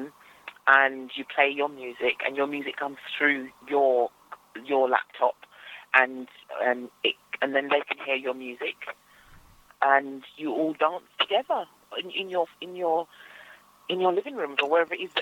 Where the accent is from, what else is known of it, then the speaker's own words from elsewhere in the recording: London, United Kingdom; So I grew up in East London, not far from Stratford, and I'm still in East London, actually